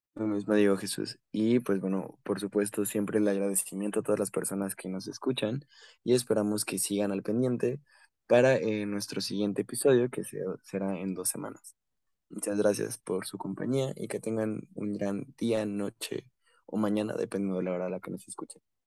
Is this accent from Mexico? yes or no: yes; Mexico